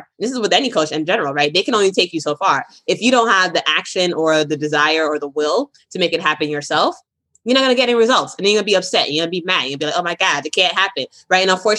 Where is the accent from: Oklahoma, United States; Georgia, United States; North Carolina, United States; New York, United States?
New York, United States; Brooklyn; also born or lived in Boston, Massachusetts; I am from Brooklyn, New York and Boston, Massachusetts.